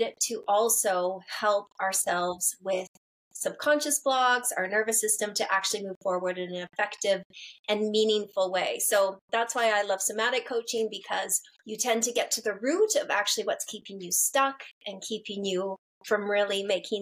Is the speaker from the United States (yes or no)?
no; Canada; moved away; also born or lived in London; I grew up like in Canada where everyone's got a therapist.